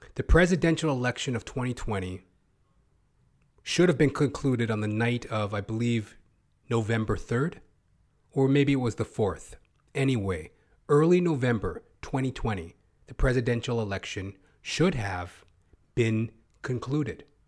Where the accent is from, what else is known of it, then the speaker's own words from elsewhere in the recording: Canada; I am a Canadian